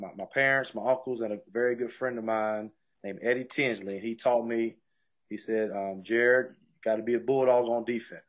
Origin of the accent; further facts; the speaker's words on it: Mississippi, United States; moved away as an adult; now in West Virginia, United States; I'm from Mississippi. And then now we live in West Virginia.